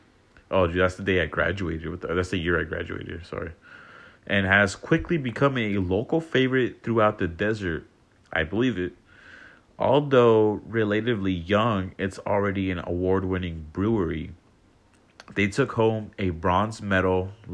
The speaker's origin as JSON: {"language": "English", "town": "La Quinta", "region": "California", "country": "United States", "moved": "yes", "said": "At the 111, that's like the main highway down, like back home. I'm actually from La Quinta"}